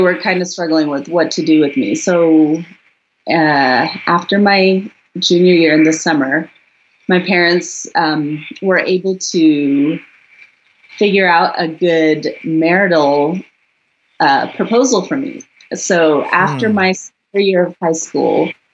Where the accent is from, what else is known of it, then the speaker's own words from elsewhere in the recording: United States; also born or lived in South India; I came to the US with my family when I was 5 years old